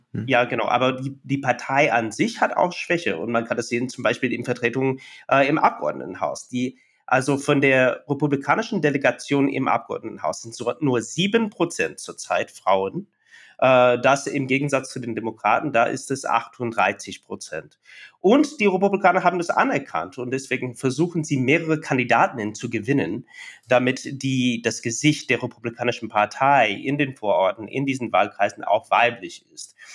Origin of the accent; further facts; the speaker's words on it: near the Oklahoma border, Texas, United States; German is a second language; moved away; Mein Heimatstadt ist an der Grenze zu Oklahoma, zwischen Oklahoma, äh, in Texas